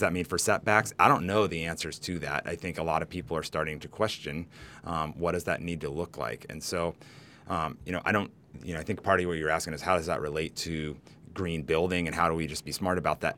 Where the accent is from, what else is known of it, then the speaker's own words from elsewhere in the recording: Humboldt, California, United States; also born or lived in Nicaragua; a native to California, you know, kinda, I grew up in Humboldt where there are a ton of earthquakes